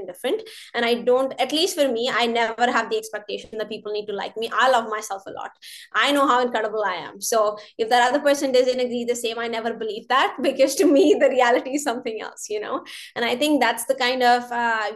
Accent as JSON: {"language": "English", "region": "North India", "country": "India", "moved": "yes", "lives_now": "Canada", "said": "I'm North Indian"}